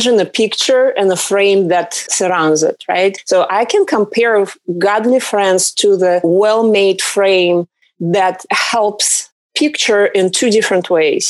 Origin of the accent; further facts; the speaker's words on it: Russia; English is a second language; now in Southern California, United States; originally I came from Russia. I live in Southern California right now.